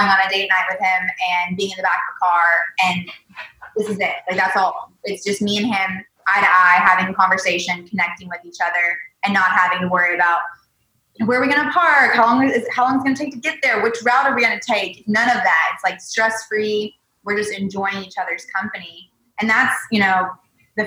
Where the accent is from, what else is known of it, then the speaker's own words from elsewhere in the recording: the South, United States; moved away as an adult; now in California, United States; I am a Southerner